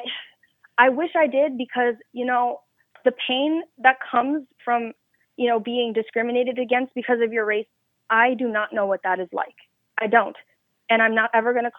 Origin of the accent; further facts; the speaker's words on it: New York, United States; I am from New York